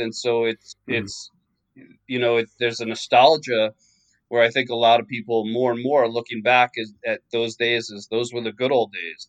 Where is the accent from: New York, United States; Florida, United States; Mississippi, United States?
New York, United States; I grew up in in New York.